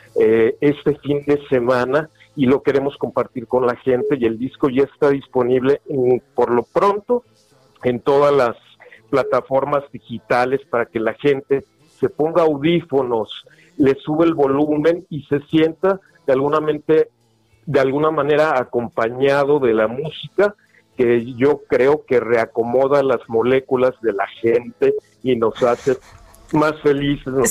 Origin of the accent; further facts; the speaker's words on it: Mexico; somos mexicanos